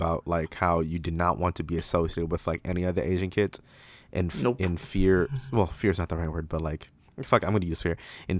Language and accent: English; Toronto, Ontario, Canada; So, I grew up in Toronto all my life, right? I never moved once, as far as I know.